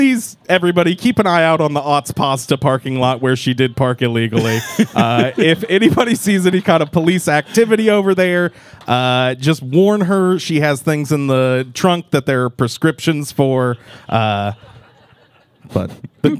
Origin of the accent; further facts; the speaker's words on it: Springfield, Missouri, United States; I grew up in Springfield